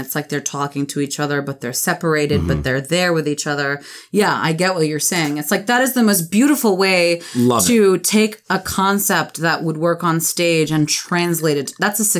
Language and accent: English; California, United States; I grew up in California. It's really shameful that I can't speak Spanish